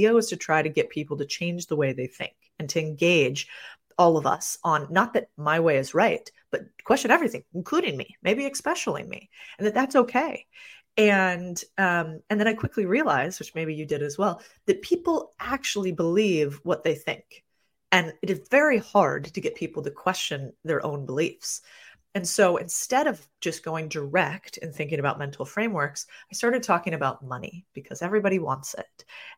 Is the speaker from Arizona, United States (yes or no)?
yes; Phoenix, Arizona, United States; I grew up in Phoenix, Arizona.